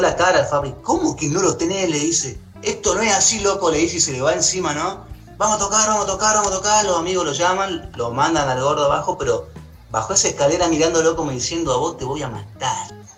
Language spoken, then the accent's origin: Spanish; Jujuy, Argentina; now in Córdoba, Argentina; yo soy de Jujuy